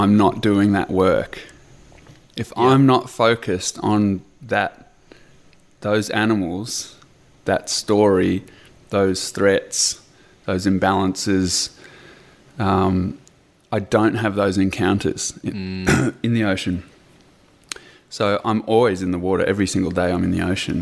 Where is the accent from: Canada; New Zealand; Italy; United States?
New Zealand; now in Australia; I was born in New Zealand